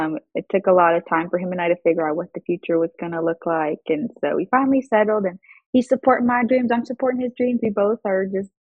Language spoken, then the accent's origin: English; Aurora, Colorado, United States; moved away as an adult; also born or lived in Kansas; I grew up in Denver, Colorado. Aurora, a suburb of Denver